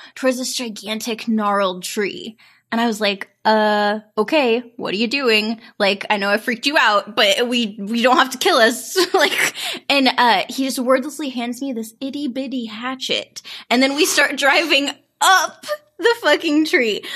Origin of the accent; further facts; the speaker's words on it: St. Joseph, Missouri, United States; my hometown of Saint Joseph, Missouri